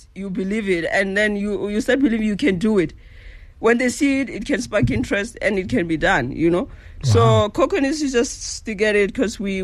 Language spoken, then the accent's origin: English; Mphahlele, Limpopo, South Africa; I grew up in Rampahlele.